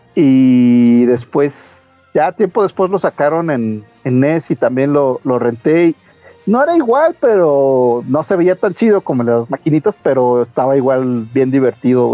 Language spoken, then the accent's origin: Spanish; Toluca, State of Mexico, Mexico; also born or lived in Metepec; now in Mexico City, Mexico; yo, yo crecí en, en Toluca, bueno, Toluca y Metepec